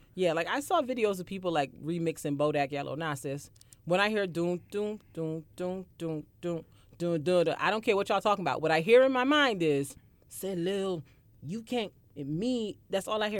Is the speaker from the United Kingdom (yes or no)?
no; Barbados; I grew up in Barbados